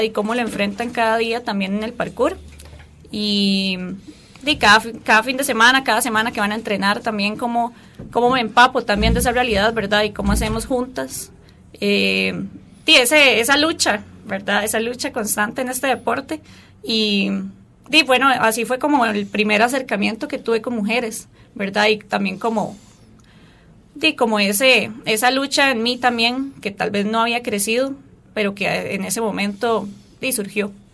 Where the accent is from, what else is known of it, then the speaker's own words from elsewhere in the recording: Turrialba, Cartago, Costa Rica; soy de Turrialba, soy de un poquito lejos